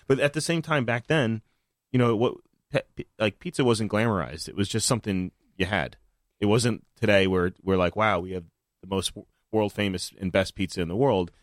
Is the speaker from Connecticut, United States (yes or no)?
yes; New Haven, Connecticut, United States; I grew up in New Haven